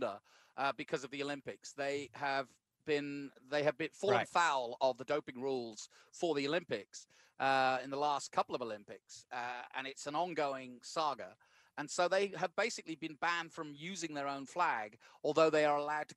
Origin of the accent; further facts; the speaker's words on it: United Kingdom; the British guy